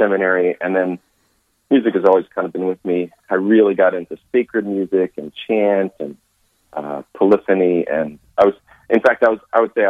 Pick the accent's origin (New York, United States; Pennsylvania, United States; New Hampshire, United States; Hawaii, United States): Pennsylvania, United States; Philadelphia; moved away as an adult; now in Nashville, United States; I grew up in Philadelphia